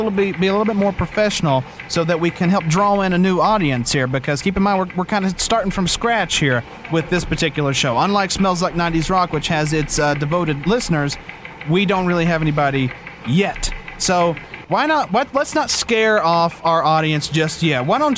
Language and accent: English; Huntsville, Tennessee, United States; there was a death that happened in a place just above my hometown of Huntsville called Brimstone.